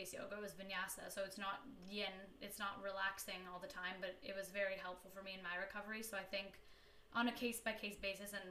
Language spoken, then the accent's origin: English; Canada; I'm from Canada